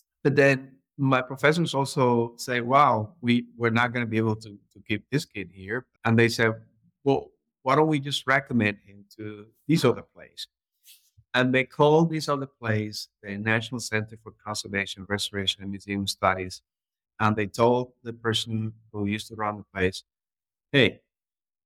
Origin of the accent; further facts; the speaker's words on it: Havana, Cuba; moved away; I'm originally from Havana, Cuba